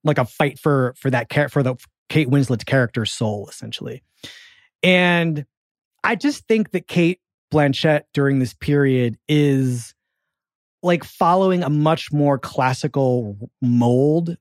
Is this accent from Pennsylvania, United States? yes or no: yes; Philadelphia, Pennsylvania, United States; accent: Philadelphia; I'm from Philadelphia